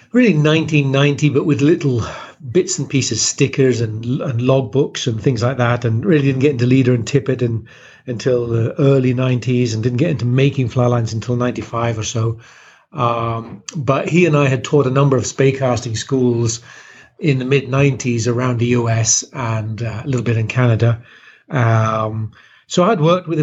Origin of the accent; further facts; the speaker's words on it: West Country, Devon, South West England, United Kingdom; moved away; also born or lived in Kent, England; I was born in Kent, which is near London, but moved to southwest England when I was a nipper.